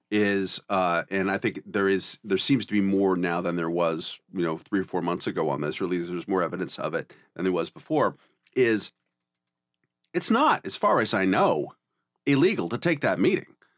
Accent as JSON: {"language": "English", "region": "California", "country": "United States", "said": "I'm Californian to the, in my soul"}